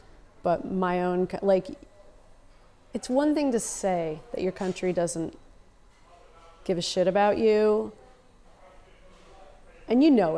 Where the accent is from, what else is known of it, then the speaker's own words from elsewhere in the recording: United States; It's okay, I'm American. I'll cry in front of anyone.